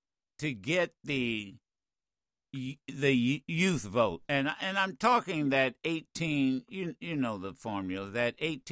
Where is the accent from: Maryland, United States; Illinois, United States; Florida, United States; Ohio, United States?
Ohio, United States; Dayton; my home state, born and reared in Ohio.